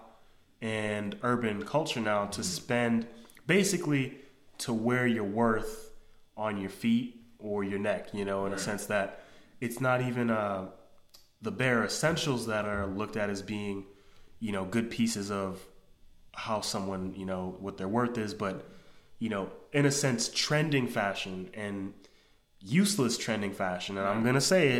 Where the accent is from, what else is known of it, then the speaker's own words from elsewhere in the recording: New York City, New York, United States; growing up in New York